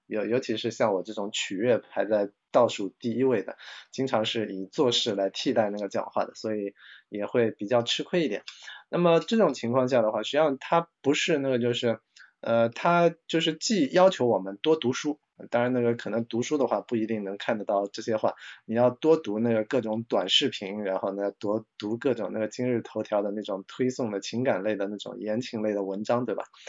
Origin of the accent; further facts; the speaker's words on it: China; 我们中国人